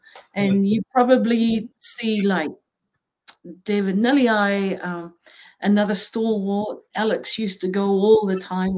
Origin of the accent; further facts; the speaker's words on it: New Zealand; moved away; I was from New Zealand and the sister city was Auckland.